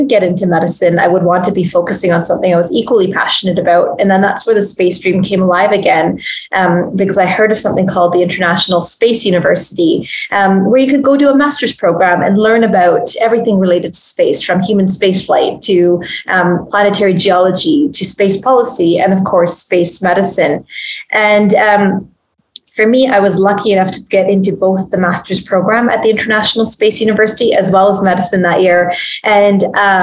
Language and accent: English; Canada; I'm a Canadian physician.